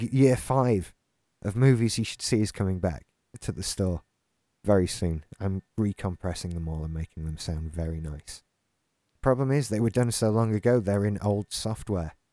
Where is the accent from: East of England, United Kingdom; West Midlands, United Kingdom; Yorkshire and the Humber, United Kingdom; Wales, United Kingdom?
Yorkshire and the Humber, United Kingdom; now in Haworth, United Kingdom; I'm originally from South Yorkshire.